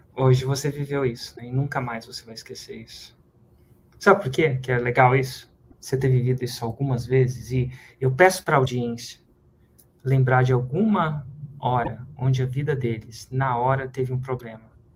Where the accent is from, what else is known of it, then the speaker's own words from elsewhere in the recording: Brazil; fazer a nossa parte como brasileiro